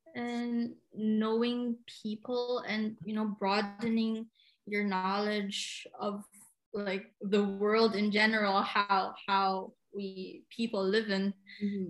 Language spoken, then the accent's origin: English; Cagayan de Oro, Northern Mindanao, Philippines; moved away as an adult; now in Germany; I've been living here in Germany for more than a year now, but I come from Cagayan de Oro, Philippines.